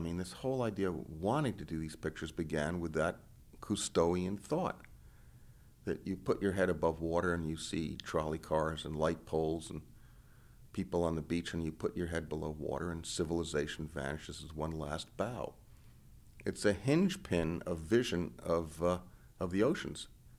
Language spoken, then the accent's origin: English; New York City, New York, United States; when I was growing up in New York City of doodling around the Metropolitan Museum, constantly looking at paintings by Turner and Winslow Homer and Fra Filippo Lippi from the Renaissance.